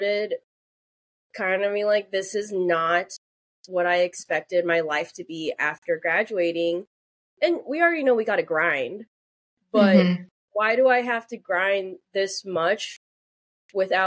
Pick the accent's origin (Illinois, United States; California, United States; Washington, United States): Illinois, United States; I grew up in Illinois